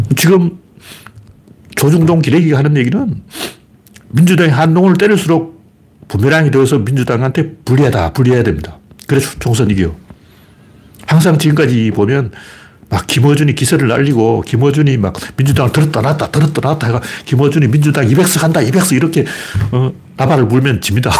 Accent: Gyeongsang, South Korea; accent: Gyeongsang dialect; 나도 사투리 쓰는데 어, 나도 경상도 사투리 쓰니까

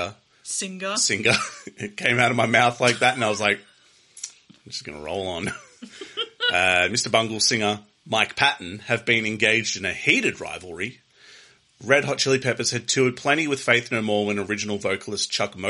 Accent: Australia; As an Australian

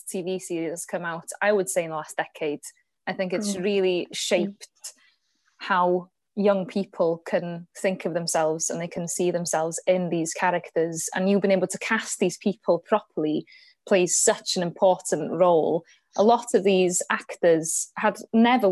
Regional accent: Wales, United Kingdom; as a Welsh person

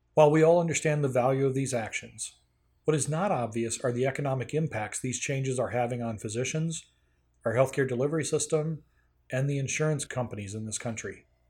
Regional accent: North Carolina, United States; my home state of North Carolina

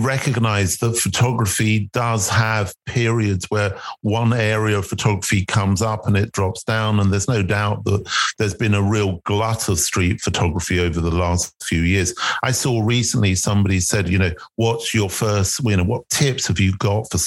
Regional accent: London, United Kingdom; he documents the streets I grew up on and I was born in South London

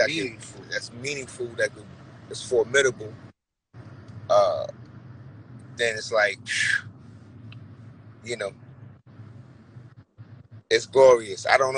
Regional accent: New York City, New York, United States; I grew up in Brooklyn in the 80s as a kid

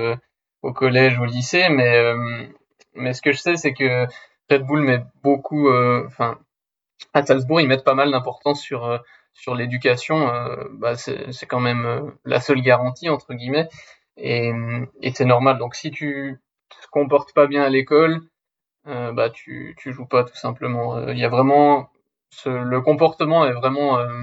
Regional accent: Switzerland; je suis suisse

